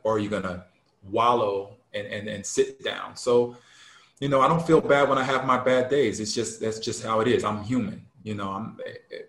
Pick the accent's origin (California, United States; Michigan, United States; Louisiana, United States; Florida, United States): Michigan, United States; Detroit; growing up in Detroit